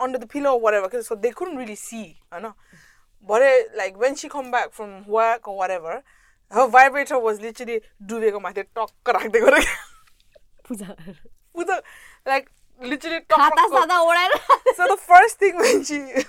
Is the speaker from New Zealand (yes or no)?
no; Kathmandu, Bagmati, Nepal; now in United Kingdom; I'm from Kathmandu